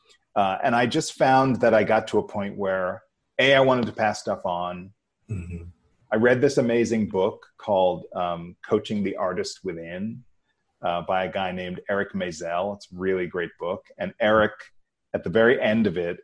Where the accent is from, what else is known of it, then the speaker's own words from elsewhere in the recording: New York City, New York, United States; I grew up in New York